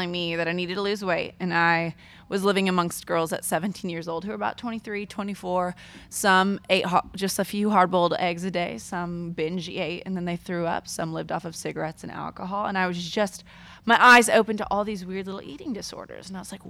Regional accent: Diamond Bar, California, United States; Diamond Bar.

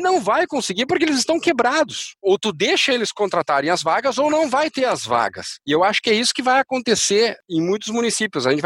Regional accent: Uruguay; born there; Portuguese is a second language; Eu, nasci no Uruguai

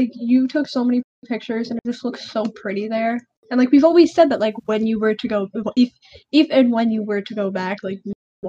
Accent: New York, United States; Can you tell we're from New York?

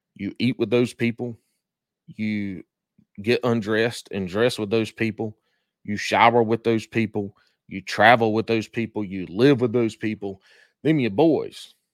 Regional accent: McBee, South Carolina, United States; accent: country; moved away; my hometown, Macbee, South Carolina

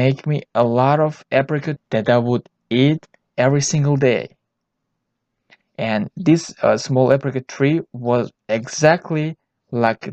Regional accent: Tajikistan; I was born in Tajikistan

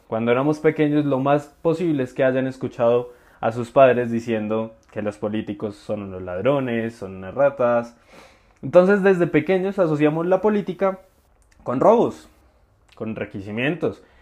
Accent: Colombia; hablamos como colombianos

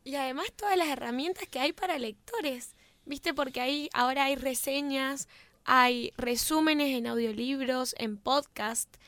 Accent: Mendoza, Argentina; somos muy mendocinos

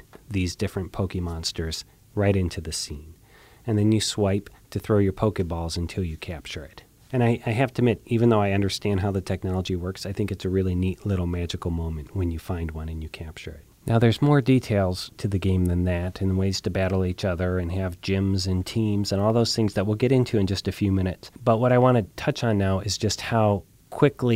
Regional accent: Columbus, Ohio, United States; my hometown of Columbus, Ohio

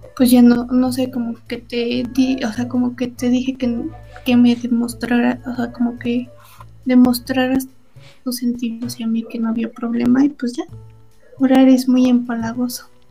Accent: Mexico; soy de México

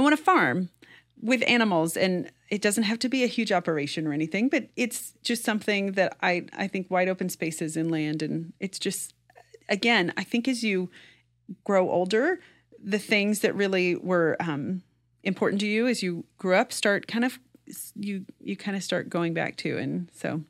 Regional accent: rural Kansas, United States; I grew up in rural Kansas

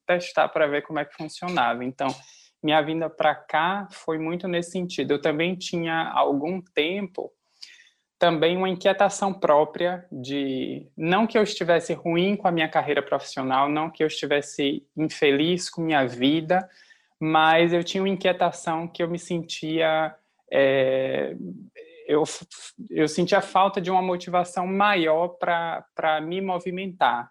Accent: Feira de Santana, Bahia, Brazil; moved away as an adult; now in Amsterdam, Netherlands; eu sou de Feira de Santana, da Bahia

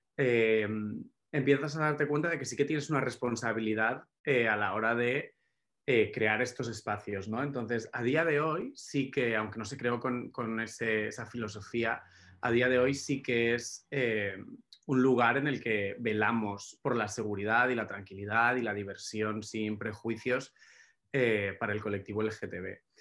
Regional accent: Málaga, Andalusia, Spain; yo crecí en Málaga

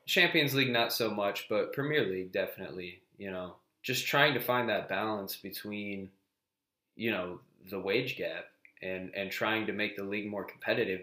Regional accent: United States; As an American

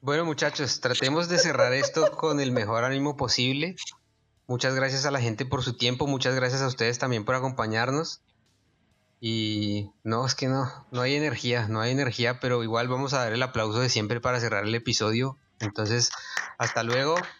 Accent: Colombia; una tragedia real que pasó en nuestro país

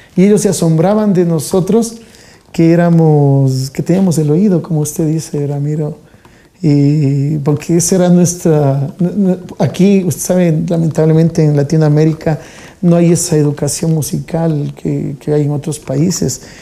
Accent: Quito, Pichincha, Ecuador; also born or lived in Solanda, Quito; Yo prácticamente nací eh, en, en, El Dorado, en, el, cerca del Instituto Geográfico Militar

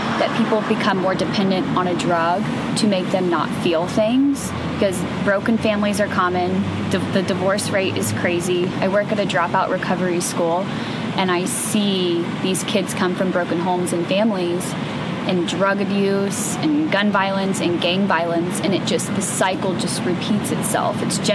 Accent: Germantown, Ohio, United States; also born or lived in Middletown, Ohio / Dayton, Ohio / Toledo, Ohio; I was born in Middletown, Ohio, but actually from a small town called Germantown, Ohio, small farm town. Born and raised

